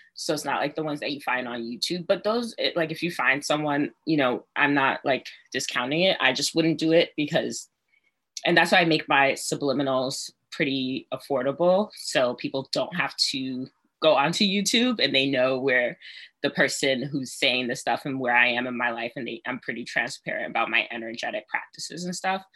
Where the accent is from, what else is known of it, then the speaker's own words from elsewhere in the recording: New York City, New York, United States; I'm from Brooklyn.